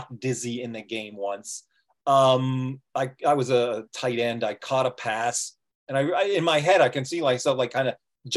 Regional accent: Toronto, Ontario, Canada; I'm from Toronto. I'm from Canada.

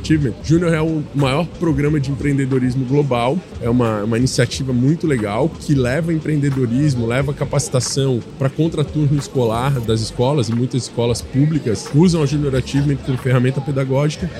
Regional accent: Florianópolis, Santa Catarina, Brazil; sou natural de Floripa

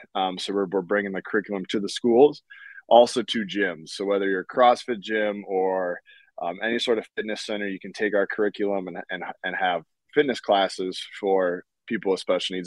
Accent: North Dakota, United States; I'm from North Dakota

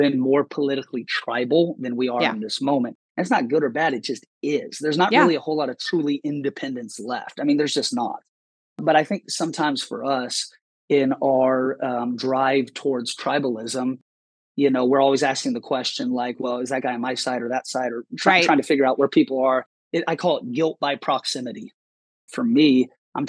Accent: Seattle, Washington, United States; I grew up in Seattle

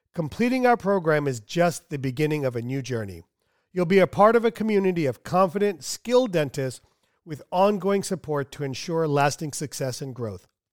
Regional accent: United States; I'm American

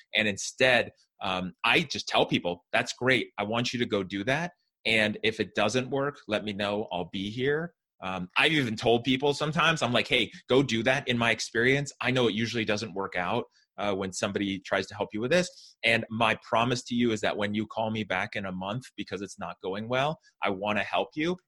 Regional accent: Fremont, California, United States; I grew up in the San Francisco Bay Area in a town called Fremont um, in California

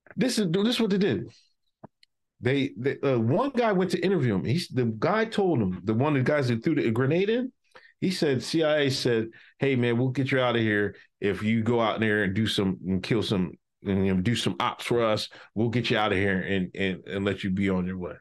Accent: United States; my hometown, Westchester

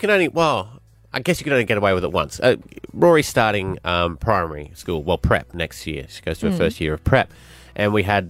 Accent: Scotland, United Kingdom; now in Australia; So me, being Scottish, came up with the best idea

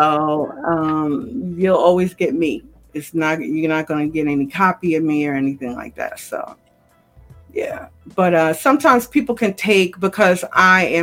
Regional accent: New York, United States; I'm a New Yorker

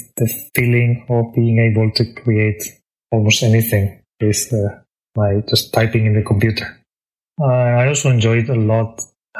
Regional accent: Spain; moved away as an adult; now in Tokyo, Japan; I am originally from Spain. I was raised in a very countryside place

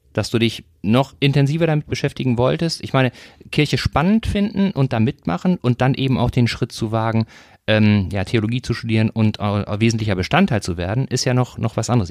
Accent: North Rhine-Westphalia, Germany; moved away; ich komme ursprünglich aus Nordrhein-Westfalen, war also, bin aufgewachsen ein bisschen dichter an, an Gladbach als

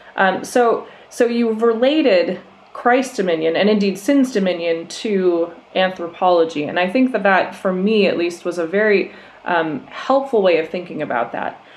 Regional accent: Minnesota, United States; moved away as an adult; I grew up in Minnesota

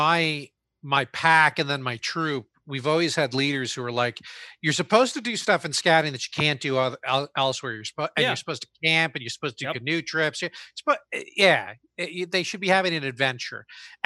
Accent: New Jersey, United States; I grew up in Jersey.

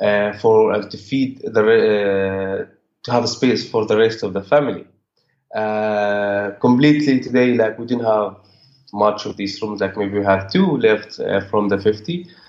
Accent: Bethlehem, West Bank, Palestine; I was born and growing up in a refugee camp, and I still live in this camp with my family.

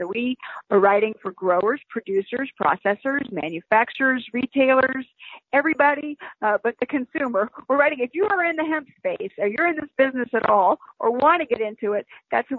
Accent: the South, United States; I'm a Southerner

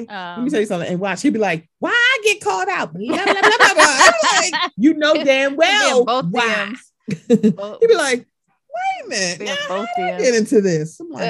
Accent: Baltimore, Maryland, United States; I'm from Baltimore. I'm used to walking.

